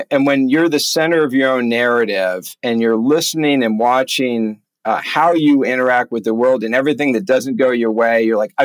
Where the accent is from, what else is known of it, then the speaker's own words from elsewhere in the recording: California, United States; as a kid growing up in California